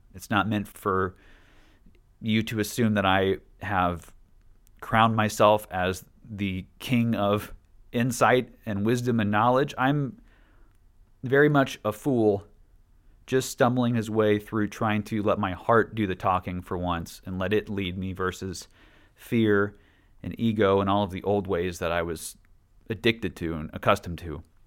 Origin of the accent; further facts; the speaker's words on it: Washington, United States; also born or lived in Statesboro, Georgia; we grew up in Statesboro from the ages of seven and nine until we moved to Washington State